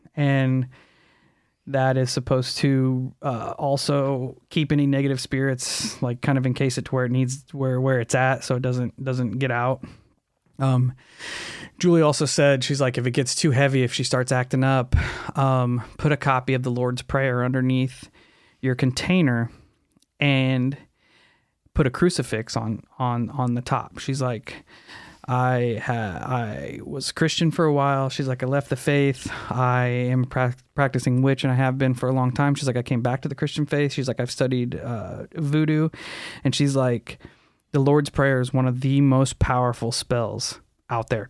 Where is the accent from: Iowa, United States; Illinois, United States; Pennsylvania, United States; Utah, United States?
Illinois, United States; Alton; Around Alton